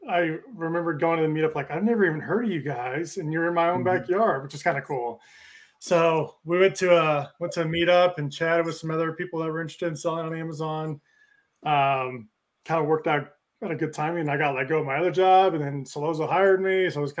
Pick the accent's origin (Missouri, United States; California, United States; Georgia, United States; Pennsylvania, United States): Missouri, United States; Kansas City; I was born and raised in Kansas City